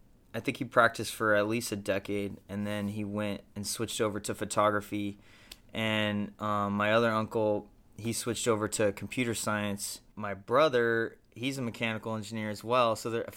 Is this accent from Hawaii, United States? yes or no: no; San Diego, California, United States; Yeah, it's kind